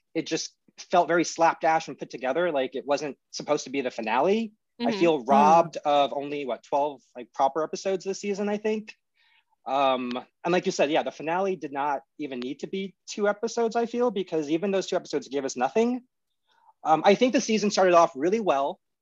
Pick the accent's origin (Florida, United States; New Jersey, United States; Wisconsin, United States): New Jersey, United States; everyone I grew up with in New Jersey